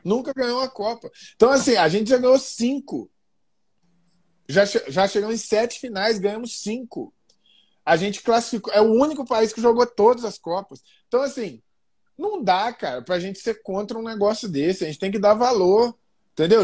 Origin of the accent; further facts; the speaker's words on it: Brazil; nós somos brasileiros